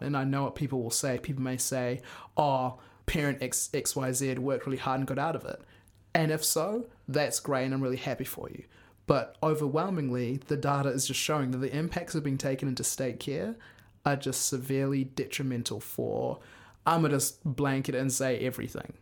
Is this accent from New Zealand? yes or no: yes; New Zealand; our own experiences growing up in New Zealand